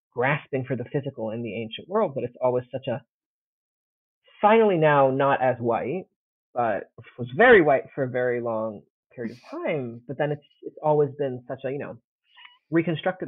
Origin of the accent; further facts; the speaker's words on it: Italy; moved away as an adult; also born or lived in United States; I grew up in Italy, but my mom's from the States